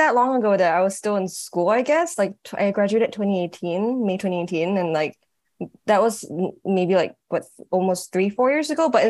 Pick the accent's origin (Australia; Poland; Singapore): Singapore; moved away as an adult; also born or lived in New York, United States; now in Los Angeles, United States; I was born in Singapore and I grew up most of my life in Singapore. And I moved to the States when I was turning 21 in 2016.